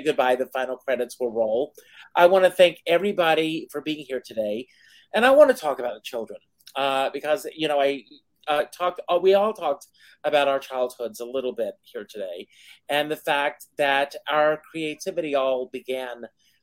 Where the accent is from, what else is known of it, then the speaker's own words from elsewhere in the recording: South Carolina, United States; moved away; I was out running through tobacco fields in South Carolina